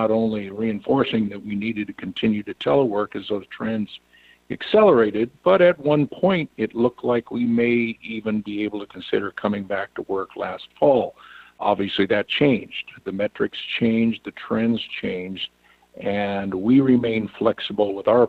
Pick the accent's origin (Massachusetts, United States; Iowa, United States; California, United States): Iowa, United States; Western; also born or lived in Washington, D.C. area; I'm from Western Iowa, live on a farm in Western Iowa.